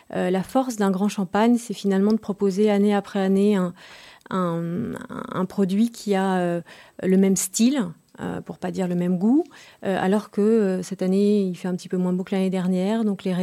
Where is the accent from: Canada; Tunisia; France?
France; Je suis française, tout à fait.